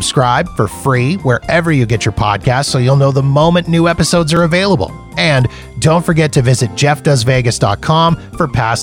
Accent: Canada; as a Canadian, I can actually work to get those taxes back. I've already been in contact with a couple of companies here in Canada

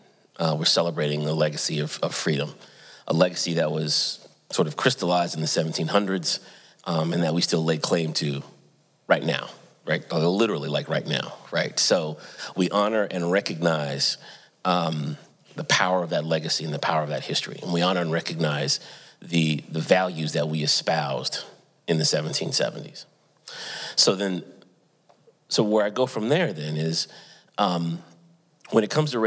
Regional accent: Santa Barbara, California, United States; moved away as an adult; also born or lived in Atlanta, Georgia / Durham, North Carolina; I grew up in Southern California, Santa Barbara, California

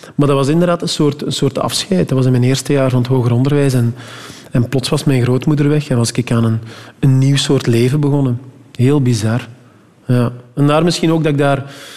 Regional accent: Meetjesland, Flanders, Belgium; bij ons in het Meetjesland

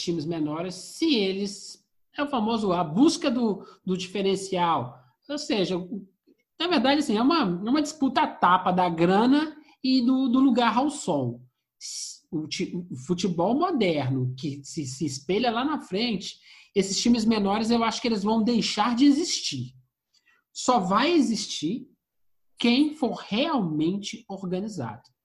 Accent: Minas Gerais, Brazil; accent: mineiro (uai, trem); nosso sotaque uai, né? Nosso sotaque tá é. tem o trem

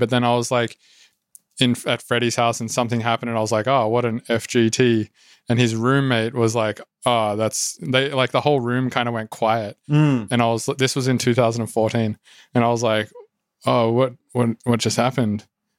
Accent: Australia; Oh, so I was like from Australia, and in Australia, culturally, it's fine to say some words.

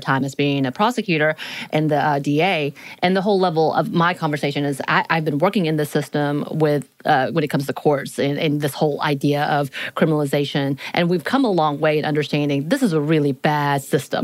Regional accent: Appalachian Mountains, United States; moved away; I live in a mountain town. So I'm at the foothills of the Appalachian Mountains.

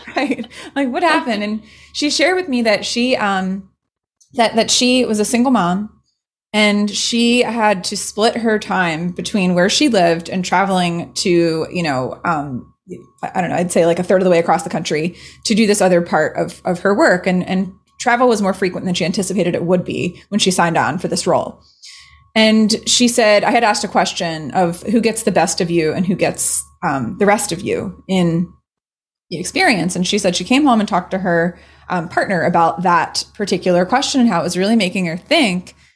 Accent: Maryland, United States; growing up in Maryland

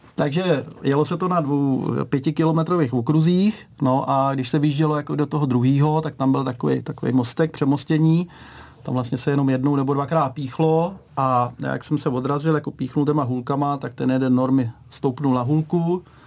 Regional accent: Liberec, Liberec Region, Czechia; Liberečák sem

